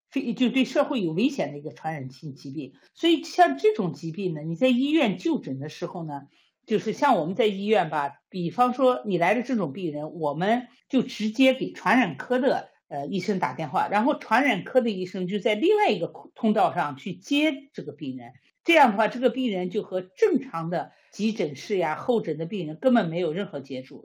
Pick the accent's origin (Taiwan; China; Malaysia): China; now in Sweden; 我们中国人